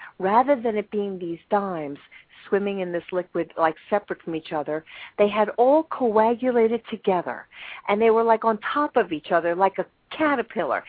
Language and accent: English; New York, United States; I'm a New Yorker